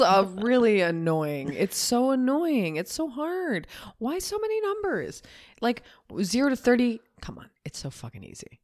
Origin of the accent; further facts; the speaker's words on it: Canada; being a Canadian, not having any attachment to it.